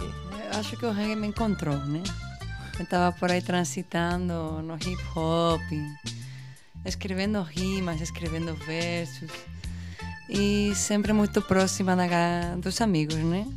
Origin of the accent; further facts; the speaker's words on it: Seville, Andalusia, Spain; Portuguese is a second language; moved away as an adult; now in Pernambuco, Brazil; Andaluzia, que é de onde eu venho, da hum. Espanha, hum. Espanha, Andaluzia, Sevilha, cidade